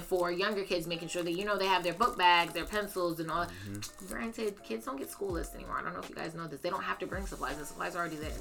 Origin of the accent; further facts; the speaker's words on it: Bloomfield, United States; I grew up in Bloomfield and I love Bloomfield